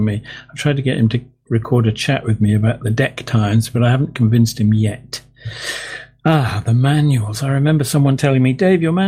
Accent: England, United Kingdom; being an Englishman

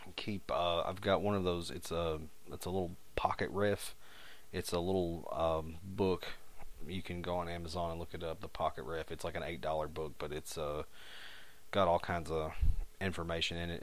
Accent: United States; accent: hillbilly; my terrible hillbilly accent

